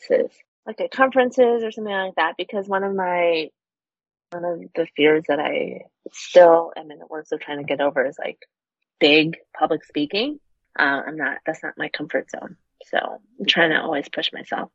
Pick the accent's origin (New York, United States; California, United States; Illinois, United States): Illinois, United States; Chicago; moved away as an adult; also born or lived in New Hampshire / Boston; now in Los Angeles, United States; We're both originally from Chicago